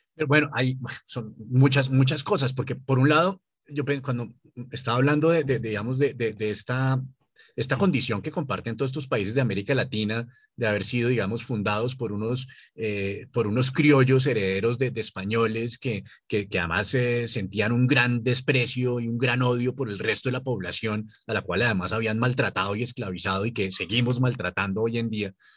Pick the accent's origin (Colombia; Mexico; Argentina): Colombia; nosotros como colombianos